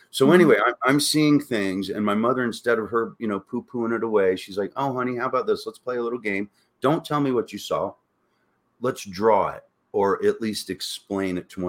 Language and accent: English; Florida, United States; moved away as an adult; also born or lived in Orlando, Florida; now in Sedona, United States; I'm from Florida